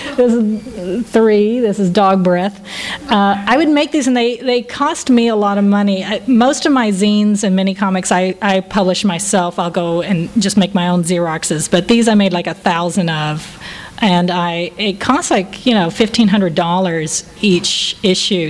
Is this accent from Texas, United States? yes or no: yes; Texas, United States; I'm from Texas